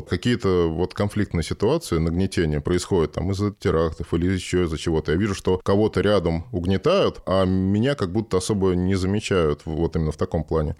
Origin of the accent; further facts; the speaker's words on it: Moscow, Russia; Родился в Москве